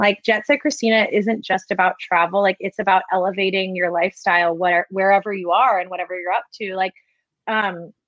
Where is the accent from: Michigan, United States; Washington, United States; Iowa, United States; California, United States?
California, United States; I'm from California.